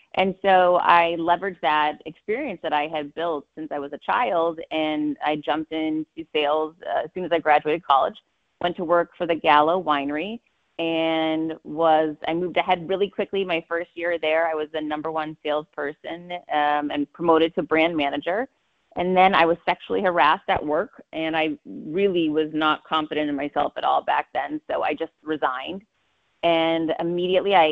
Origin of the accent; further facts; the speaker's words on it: Worcester, Massachusetts, United States; I grew up poor in Worcester, Massachusetts